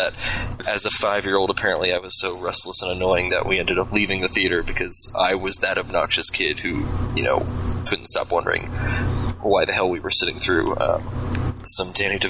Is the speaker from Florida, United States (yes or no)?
yes; Florida, United States; now in Austin, United States; I grew up in Florida, and so that's severely humid.